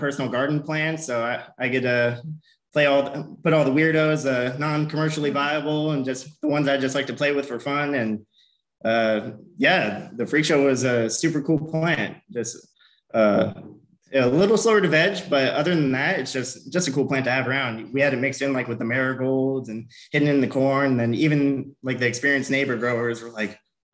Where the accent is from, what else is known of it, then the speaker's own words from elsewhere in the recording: Arizona, United States; moved away as an adult; I'm from Arizona originally